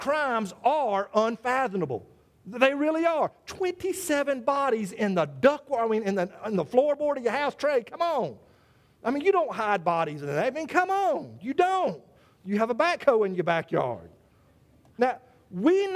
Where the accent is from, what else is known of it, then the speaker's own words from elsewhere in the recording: South Carolina, United States; South Carolina, my home state